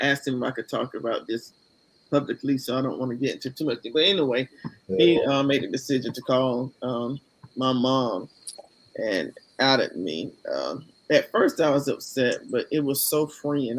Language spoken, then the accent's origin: English; Columbus, Georgia, United States; now in Smyrna, United States; from Columbus, Georgia, currently living in um, Smyrna, Georgia